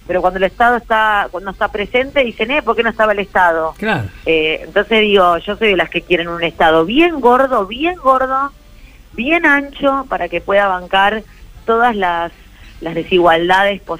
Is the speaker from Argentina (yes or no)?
yes; Argentina; ahí pondré mi granito de arena, como, como tantos argentinos y argentinas, ¿eh?